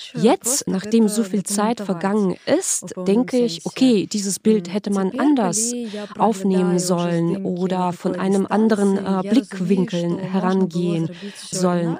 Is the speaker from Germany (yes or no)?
no; Belarus; also born or lived in Minsk; Ich bin aus Belarus nach Berlin gekommen